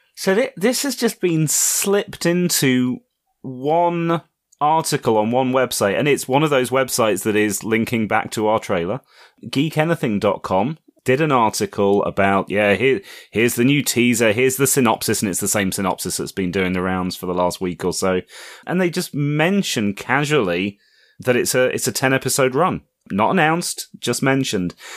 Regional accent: United Kingdom; as a Brit

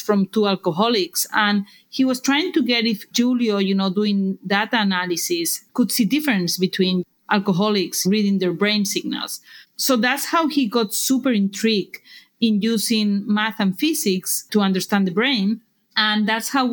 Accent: Barcelona, Catalonia, Spain; English is a second language; moved away as an adult; now in United States; We were incorporated in 2011 in Barcelona, as you can tell by my accent

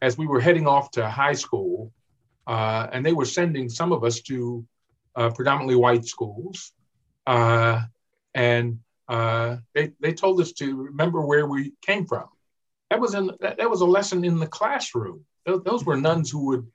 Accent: Baltimore, Maryland, United States; I grew up in Sandtown, Winchester, where Freddie Gray was killed

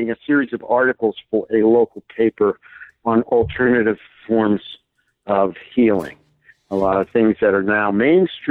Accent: Hudson Valley, New York, United States; had just returned back to my hometown here in the Hudson Valley of New York State

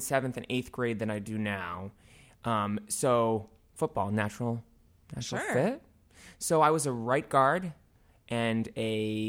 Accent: Avon, Massachusetts, United States; I am from Avon, Massachusetts, yes.

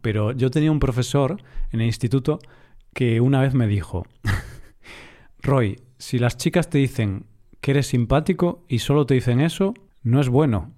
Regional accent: Galicia, Spain; yo soy del norte, soy de Galicia

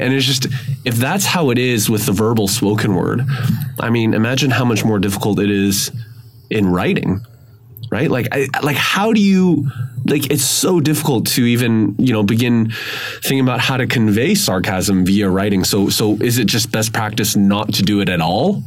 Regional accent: Vancouver, British Columbia, Canada; I grew up in Vancouver, grew up in North, you know, in English speaking area

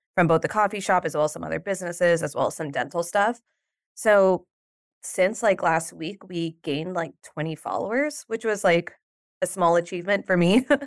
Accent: New York, United States; I'm from New York

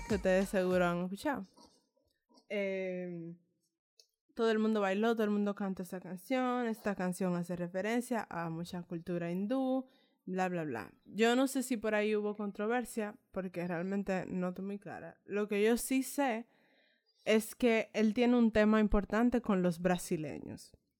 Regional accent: Dominican Republic; nosotros como latinoamericanos, específicamente como dominicanos, eh, somos una raza mezclada.

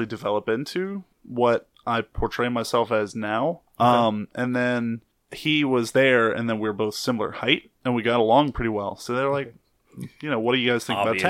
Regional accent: Huntsville, Alabama, United States; moved away as an adult; now in New Orleans, United States; I'm from North Alabama, so like Huntsville

